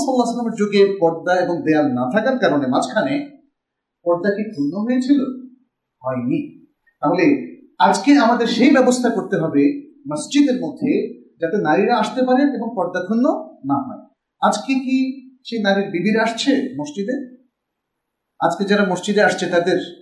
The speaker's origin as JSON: {"language": "Bangla", "area": "Bogura District", "region": "Rajshahi Division", "country": "Bangladesh", "said": "আমার বাড়ি বগুড়া জেলায়"}